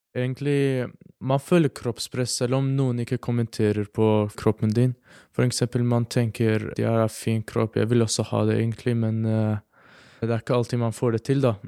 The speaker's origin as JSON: {"language": "Norwegian", "country": "Iraq", "moved": "yes", "lives_now": "Norway", "said": "jeg er 17 år. Og jeg eh, kommer fra Irak"}